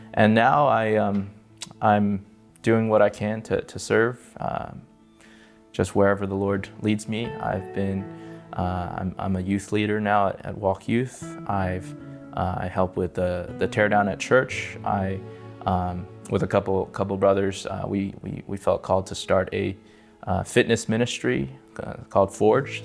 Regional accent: California, United States; moved away as an adult; now in Las Vegas, United States; I'm from California. I grew up there, uh, till I was twenty-seven

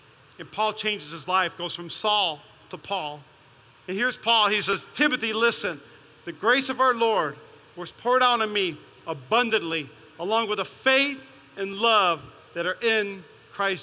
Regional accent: Las Vegas, Nevada, United States; I'm from East Las Vegas

